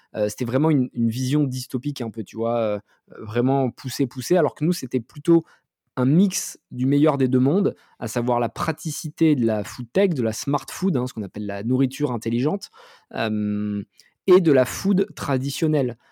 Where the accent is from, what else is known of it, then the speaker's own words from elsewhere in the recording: France; nous, en tant que Français